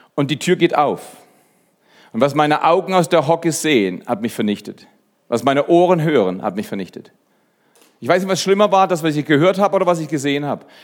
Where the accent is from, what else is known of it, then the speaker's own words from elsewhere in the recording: Black Forest, Baden-Württemberg, Germany; bei uns im Schwarzwald